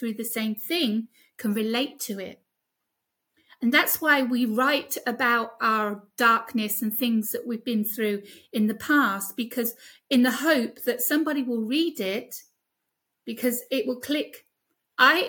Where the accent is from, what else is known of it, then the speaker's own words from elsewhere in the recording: United Kingdom; accent: British; now in Greece; my British accent